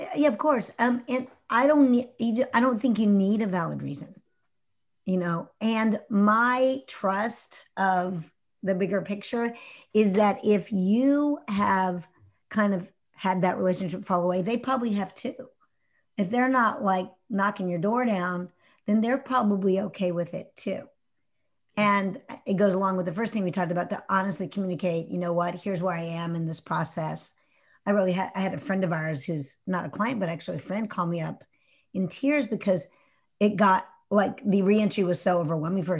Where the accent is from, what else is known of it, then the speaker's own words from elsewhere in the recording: Houston, Texas, United States; As a kid growing up in Houston, I grew up in Houston in, in the, uh, sixties and, uh, seventies.